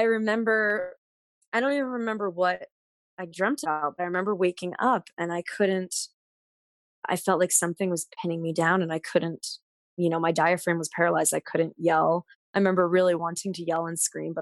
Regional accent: Pennsylvania, United States; also born or lived in the American South; now in Pittsburgh, United States; growing up in Pennsylvania

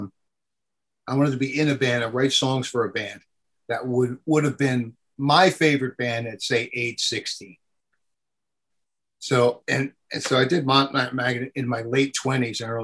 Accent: New Jersey, United States; I'm from New Jersey.

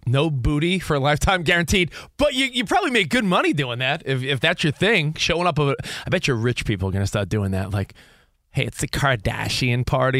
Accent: New York, United States; Yeah, and Camino's from Jersey. I'm from New York.

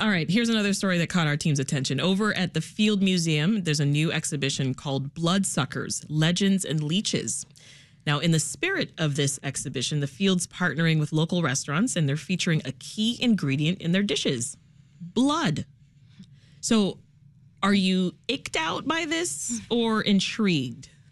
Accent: Toronto, Ontario, Canada; now in Chicago, United States; I'm from Toronto specifically

